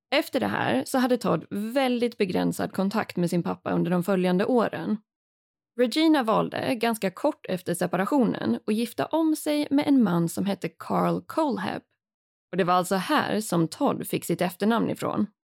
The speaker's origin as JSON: {"language": "Swedish", "country": "Sweden", "said": "här hemma i Sverige"}